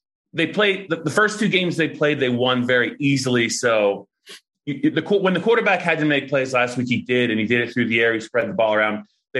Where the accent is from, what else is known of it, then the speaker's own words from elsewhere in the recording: Allentown, Pennsylvania, United States; I was born in Allentown.